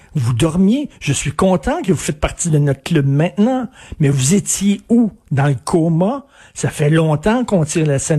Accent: Quebec, Canada; je suis québécois

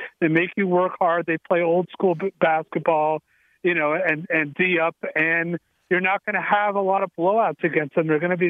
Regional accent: Florida, United States; I'm a Warriors fan, but I grew up in South Florida, so the Heat are my first NBA love.

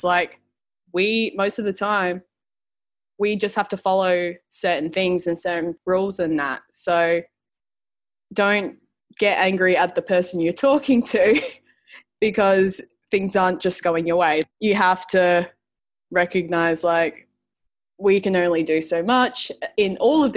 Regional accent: Adelaide, South Australia, Australia; now in Melbourne, Australia; I'm from Adelaide, South Australia, and moved over to Melbourne a little while ago.

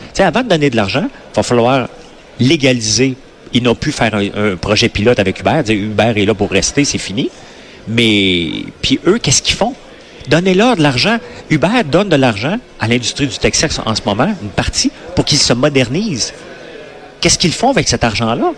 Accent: Quebec, Canada

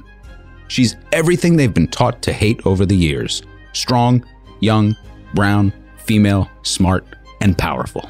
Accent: New York, United States; As a New Yorker

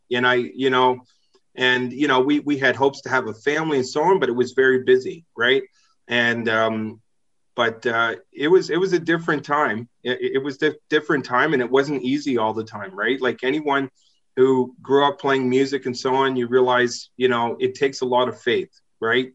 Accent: East Coast of Canada, Atlantic Canada, Canada; moved away as an adult; I spent my first uh, 20 years of my life there and then lived in different parts of uh, Canada

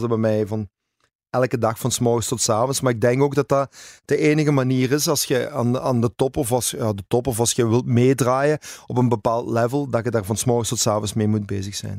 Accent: Zonhoven, Flanders, Belgium; also born or lived in Hasselt / Ibiza; ik heb eigenlijk heel mijn leven in Zonhoven gewoond. Ik ben een Zonhovenaar en hart en ziel. Ik ben eigenlijk geboren in Hasselt, maar dat is eh, vlak bij Zonhoven.

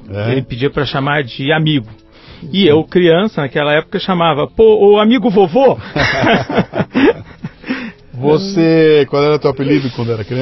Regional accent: Rio de Janeiro, Brazil; Eu nasci no Rio de Janeiro, é, eu sou do Leblon

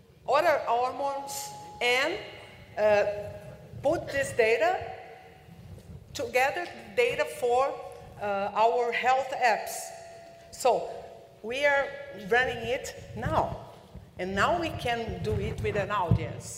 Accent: Brazil; English is a second language; I'm a Brazilian and I'm English

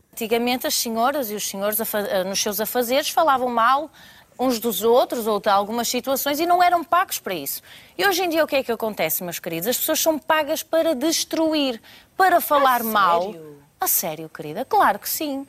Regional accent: Portugal

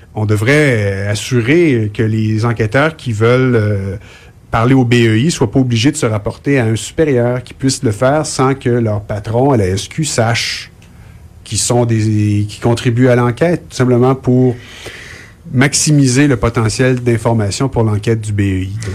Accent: Montreal, Quebec, Canada; moved away; je suis un Montréalais déraciné

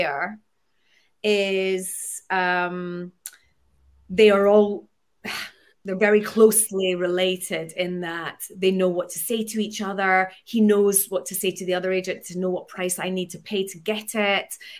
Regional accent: Scotland, United Kingdom; being Scottish

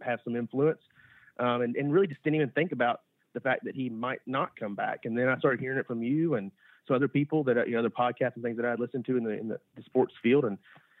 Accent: Georgia, United States; growing up in Georgia and being at UGA for 6 years from 2012 to 2018

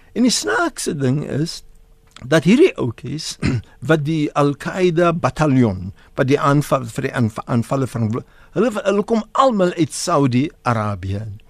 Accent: South Africa; ons is hier vir uh, meer as 360 jaar in Suid-Afrika. Ons is Suid-Afrikaners

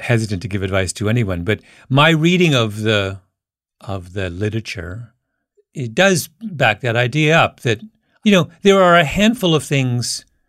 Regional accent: Waterloo, Ontario, Canada; my hometown is an area where, that had a university called the University of Waterloo

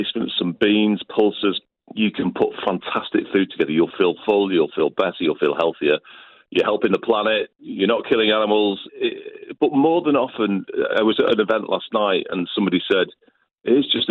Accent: Liverpool, North West England, United Kingdom; moved away as an adult; I grew up in Liverpool, and my nan was Irish

